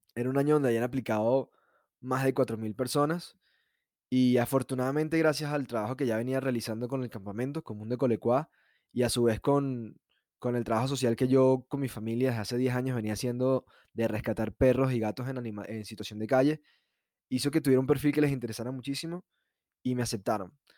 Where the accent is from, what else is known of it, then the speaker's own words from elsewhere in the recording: San Antonio de los Altos, Miranda, Venezuela; also born or lived in Caracas, Venezuela; nací en Caracas, pero viví en una ciudad llamada San Antonio de los Altos, que queda ubicada a 45 minutos de la capital. Crecí con una vida muy, muy tranquila